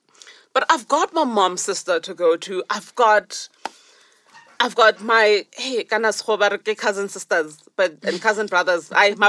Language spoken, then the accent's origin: English; Limpopo, South Africa; now in Johannesburg, South Africa; my home is in Limpopo. I'm from Zanin.